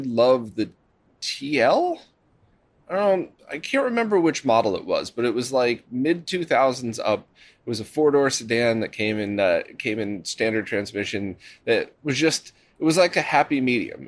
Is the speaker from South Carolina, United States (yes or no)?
no; Connecticut, United States; I was born in Connecticut